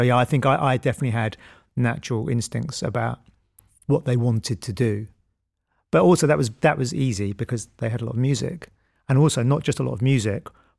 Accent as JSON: {"language": "English", "town": "Bristol", "region": "South West England", "country": "United Kingdom", "said": "I'm not American and you know, I'm from Bristol"}